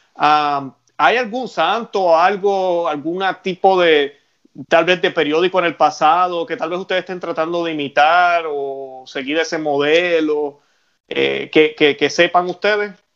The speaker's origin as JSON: {"language": "Spanish", "country": "Puerto Rico", "said": "Yo soy puertorriqueño"}